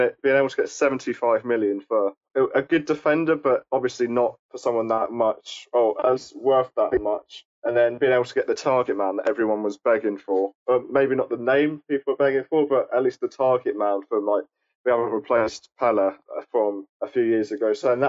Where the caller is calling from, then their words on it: Southampton, South East England, United Kingdom; I'm from Southampton, the Hedge End